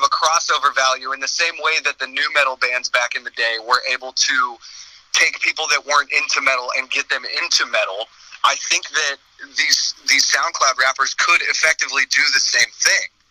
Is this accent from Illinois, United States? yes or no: no; Castro Valley, California, United States; also born or lived in Fremont, California; I was born in a town called Fremont, and around the time that I was five ish years old, we moved to a teeny tiny little town called Castro Valley.